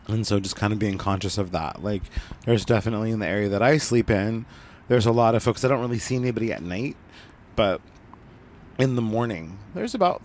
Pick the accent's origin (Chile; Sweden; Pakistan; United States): United States; Southern Oregon; also born or lived in Northern California; I was born in Northern California and grew up in Southern Oregon on the coast.